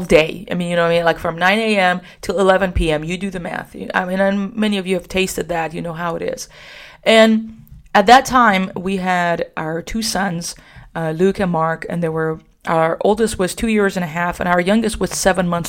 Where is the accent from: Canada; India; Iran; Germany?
Iran; also born or lived in Socorro, New Mexico; now in San Antonio, United States; I am Iranian, so we just love having people over all the time